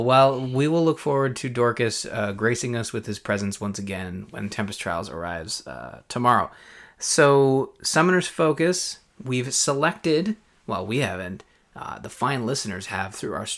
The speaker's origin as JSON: {"language": "English", "country": "Canada", "said": "I'm from Canada."}